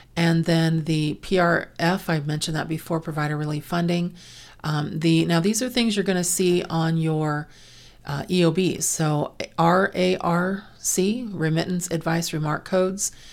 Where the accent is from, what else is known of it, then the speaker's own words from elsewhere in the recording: California, United States; also born or lived in Pennsylvania; I've lived in California my entire life except for three months when I was born in Pennsylvania, but so I consider myself a native Californian